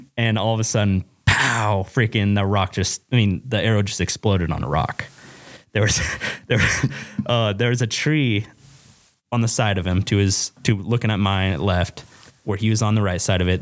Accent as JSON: {"language": "English", "region": "Western Oregon", "country": "United States", "tie": "born or raised there", "moved": "as an adult", "lives_now": "Wyoming, United States", "said": "I'm from Western Oregon"}